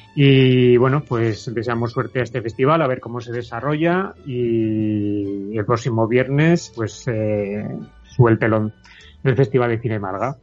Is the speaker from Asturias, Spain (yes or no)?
no; Tarazona, Aragon, Spain; mi pueblo, en Tarazona, Tarazona de Aragón